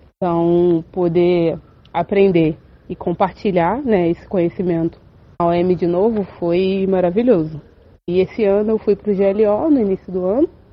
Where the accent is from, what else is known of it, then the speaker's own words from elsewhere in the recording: Rio de Janeiro, Brazil; moved away as an adult; now in São Vicente, Brazil; eu sou natural do Rio de Janeiro